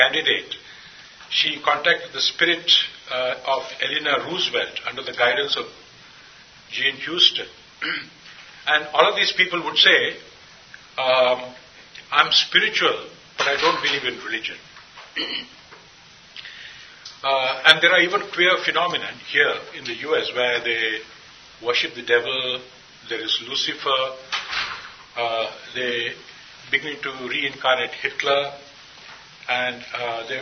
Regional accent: India; I come from India

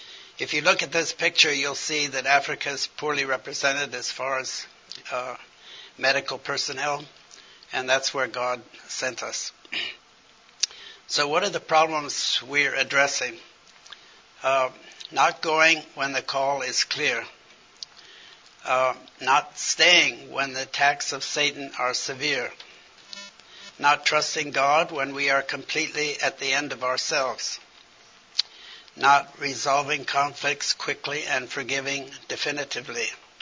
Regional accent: China; As I grew up in China, because my father was a missionary surgeon with the China in the mission, Hudson Taylor's mission, I thought only of China.

